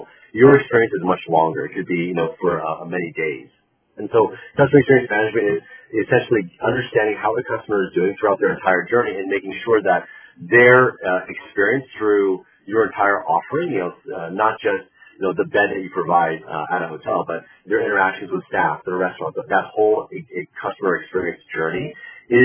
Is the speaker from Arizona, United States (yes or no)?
no; California, United States; also born or lived in China / Boston; born and raised in California.